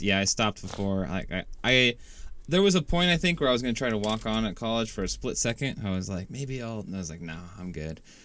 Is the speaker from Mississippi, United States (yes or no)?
no; Washington, United States; I'm from Washington